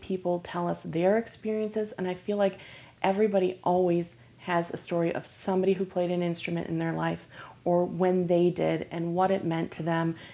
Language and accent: English; Michigan, United States; now in Lake Worth, United States; originally I'm from Michigan